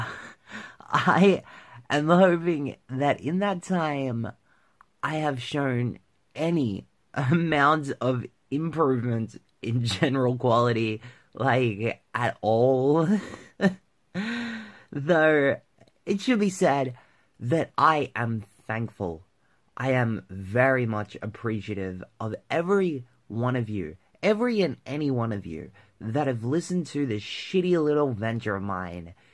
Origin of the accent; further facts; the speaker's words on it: Victoria, Australia; my home state of Victoria